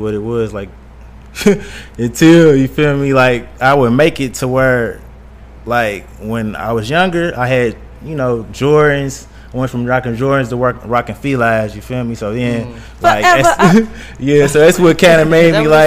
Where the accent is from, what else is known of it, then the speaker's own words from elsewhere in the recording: Louisville, Kentucky, United States; moved away as an adult; also born or lived in Atlanta, Georgia; I'm from Louisville, Kentucky